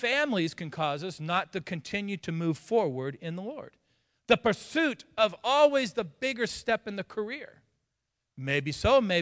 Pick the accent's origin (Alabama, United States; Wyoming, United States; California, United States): California, United States; moved away; also born or lived in Texas; I was born in Texas. Grew up in California